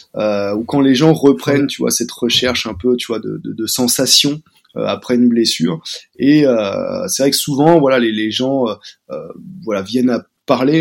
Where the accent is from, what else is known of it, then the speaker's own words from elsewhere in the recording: Paris, Île-de-France, France; also born or lived in Montpellier; je suis de Paris